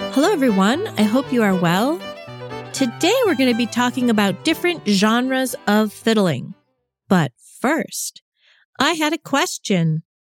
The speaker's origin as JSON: {"language": "English", "region": "New York", "country": "United States", "tie": "born or raised there", "said": "I grew up in New York, which is not New England"}